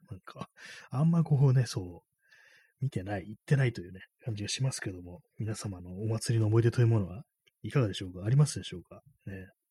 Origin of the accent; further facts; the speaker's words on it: Tokyo, Japan; 東京生まれ